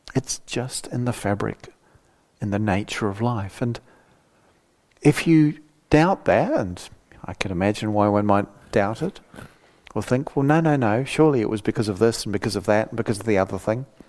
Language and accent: English; New Zealand; moved away; my younger life growing up in New Zealand